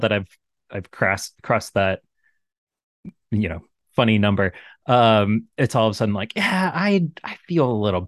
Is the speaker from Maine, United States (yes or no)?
yes; Hollis, Maine, United States; my parents' house at the time, growing up in Hollis, a very rural town, kind of inland from 20 minutes inland from Portland.